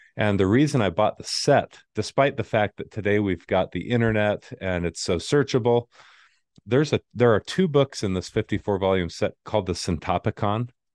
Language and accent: English; Arizona, United States; moved away; I grew up in Arizona, didn't have a military family